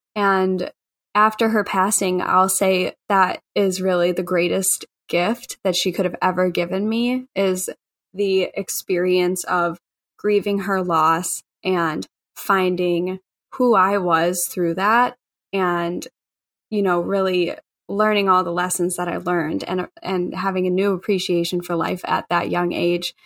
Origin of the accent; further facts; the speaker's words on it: Chicago, Illinois, United States; I grew up in Bridgeport, which is on the south side of Chicago